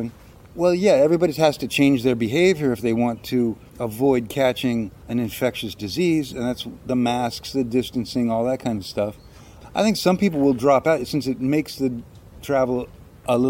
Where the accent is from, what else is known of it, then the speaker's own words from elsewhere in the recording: Washington, District of Columbia, United States; moved away as an adult; also born or lived in Manaus, Brazil; now in Portugal; my hometown of Washington, D.C.